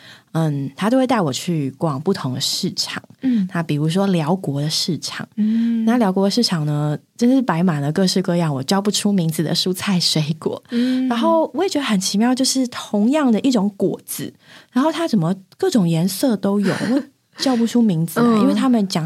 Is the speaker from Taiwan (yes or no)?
yes; Taiwan; 原来我这么的台。